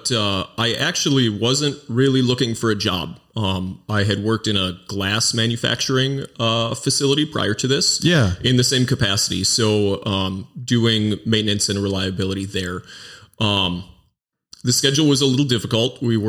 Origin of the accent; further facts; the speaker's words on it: Mount Horeb, Wisconsin, United States; Yeah, I grew up in Mount Horeb, which is a stone's throw away for most of my life. I spent a short time in the southwest corner of Wisconsin and a summer in Colorado, but I've been in Wisconsin for my life